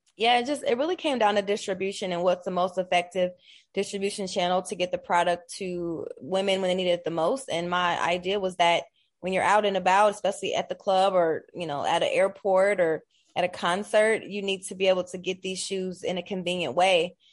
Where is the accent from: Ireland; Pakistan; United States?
United States; Columbus, Ohio; I'm born and raised in Columbus, Ohio